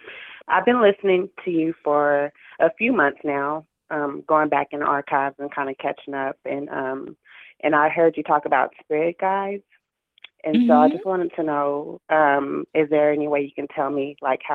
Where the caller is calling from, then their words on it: Tulsa, Oklahoma, United States; I'm calling from Oklahoma.